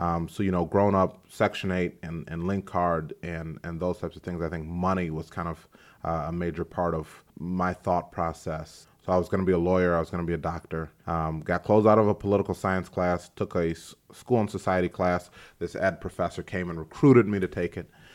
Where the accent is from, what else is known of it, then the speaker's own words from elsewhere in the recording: DeKalb, United States; I'm from DeKalb.